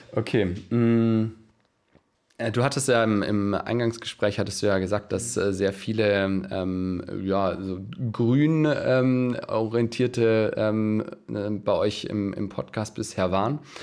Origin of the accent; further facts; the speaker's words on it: Stuttgart, Baden-Württemberg, Germany; now in Kiel, Germany; ich äh, komme gar nicht aus Kiel, also ich komme aus Stuttgart